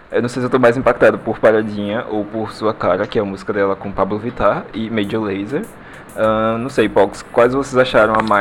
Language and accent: Portuguese; Recife, Pernambuco, Brazil; Eu sou de Recife, Pernambuco